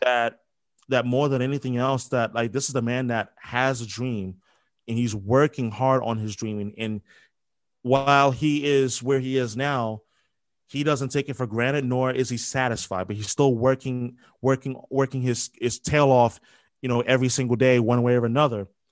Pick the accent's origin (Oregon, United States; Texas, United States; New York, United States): New York, United States; moved away as an adult; also born or lived in Philadelphia; now in Boston, United States; Growing up in New York